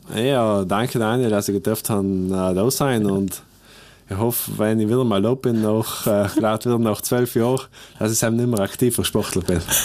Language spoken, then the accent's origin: German; South Tyrol, Trentino-Alto Adige, Italy; Südtirol ist einfach meine Heimat